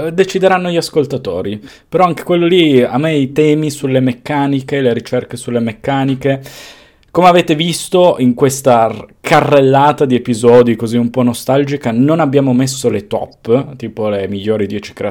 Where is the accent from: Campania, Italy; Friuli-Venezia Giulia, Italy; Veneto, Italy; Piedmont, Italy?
Piedmont, Italy; e sono quindi piemontese, non ti sì. nasconde.